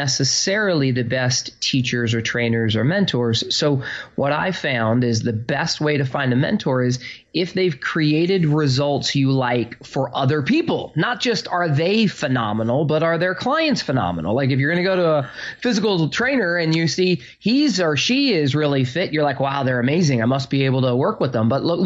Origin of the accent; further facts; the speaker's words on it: Phoenix, Arizona, United States; now in New Jersey, United States; I grew up in Phoenix, Arizona, with like I was the poor kid.